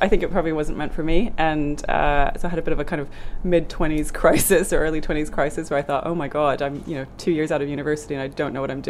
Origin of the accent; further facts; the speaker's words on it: Norway; moved away; also born or lived in Germany; grew up in Norway, just across the North Sea